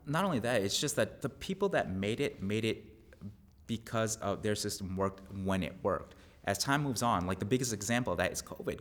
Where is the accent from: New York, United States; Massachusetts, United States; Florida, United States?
New York, United States; Long Island; moved away as an adult; now in Texas, United States; where I grew up in Long Island